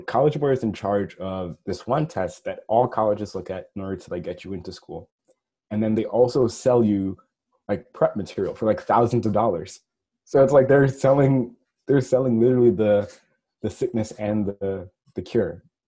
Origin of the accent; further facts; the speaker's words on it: New York, United States; I'm from New York